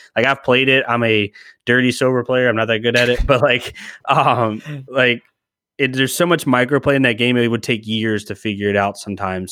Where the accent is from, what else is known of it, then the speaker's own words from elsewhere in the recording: Charlottesville, Virginia, United States; I come from Charlottesville, Shenandoah area in Virginia